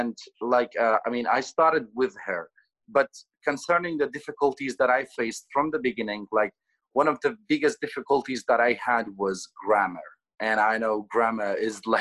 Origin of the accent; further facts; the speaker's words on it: Ranya, Sulaymaniyah Governorate, Iraq; English is a second language; also born or lived in Erbil / Kalar; I'm from Rania.